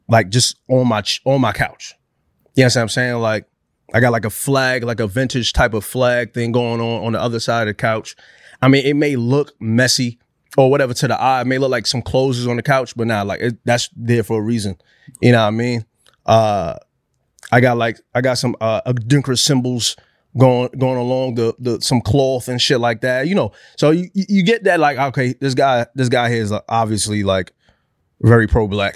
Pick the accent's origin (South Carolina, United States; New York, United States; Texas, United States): New York, United States; I'm from New York